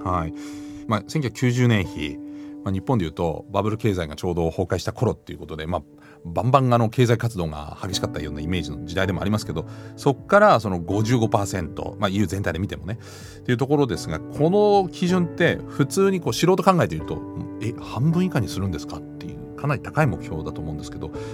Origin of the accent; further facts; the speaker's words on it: Germany; moved away; 私のふるさとのドイツ